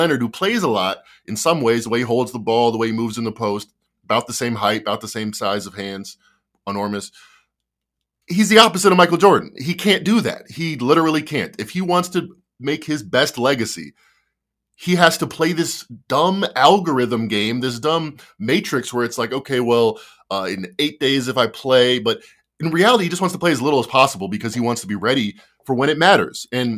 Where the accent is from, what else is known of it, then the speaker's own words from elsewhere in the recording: Australia; now in Indiana, United States; I'm Australian, but for some reason I live in Indiana.